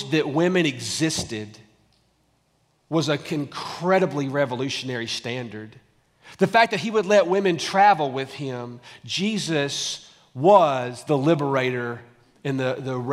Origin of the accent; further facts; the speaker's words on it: Tullahoma, Tennessee, United States; now in Franklin, United States; I almost feel local being from Tullahoma